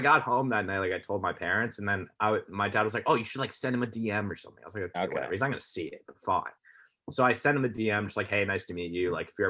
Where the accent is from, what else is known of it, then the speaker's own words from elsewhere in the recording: Connecticut, United States; also born or lived in Philadelphia, Pennsylvania; And I'm from Connecticut.